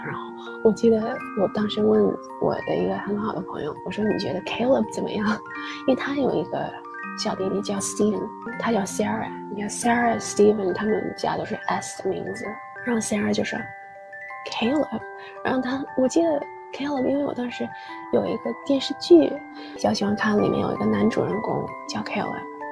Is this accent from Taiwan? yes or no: no; China; first language English; Chinese is a second language; also born or lived in United Kingdom; 到了中国之后 三年级开始上英语课